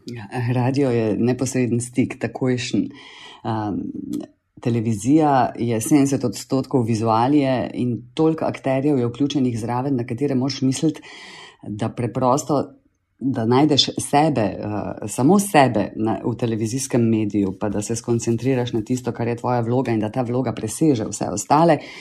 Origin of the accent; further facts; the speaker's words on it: Celje, Savinja, Slovenia; moved away as an adult; also born or lived in Ljubljana; now in Laško, Slovenia; jaz sem v bistvu celjanka, rojena v celju